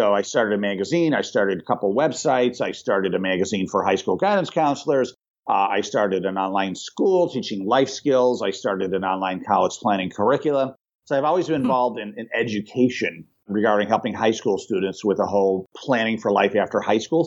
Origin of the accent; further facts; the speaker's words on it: United States; I am an American and I am also an Italian-American.